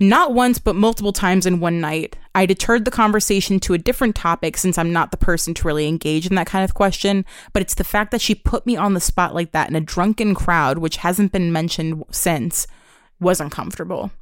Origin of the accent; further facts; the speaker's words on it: New York, United States; Growing up in New York